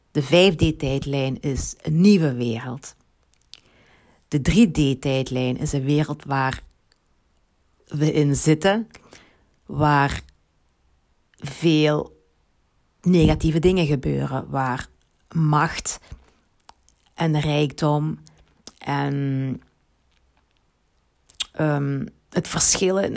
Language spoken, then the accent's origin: Dutch; Limburg, Belgium; accent: Limburgish; Ehm, ik heb een Limburgs accent. dat had je al gemerkt.